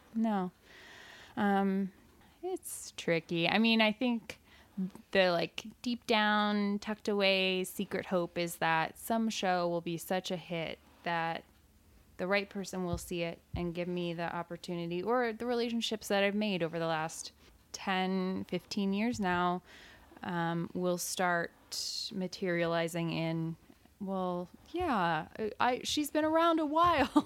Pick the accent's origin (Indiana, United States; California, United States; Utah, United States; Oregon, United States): Indiana, United States; Evansville; moved away as an adult; I grew up in Evansville and I went to school at Evansville